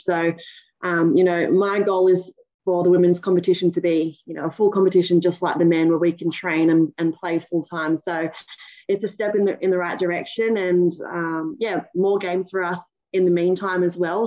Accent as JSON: {"language": "English", "town": "Cronulla", "region": "New South Wales", "country": "Australia", "tie": "born or raised there", "also_born_or_lived": "New Zealand", "said": "I was born in New Zealand. Um, I moved to Australia when I was three years old. So, um, you know, yeah, brought, brought up over here in Aussie. I've lived in Cronulla most of my life."}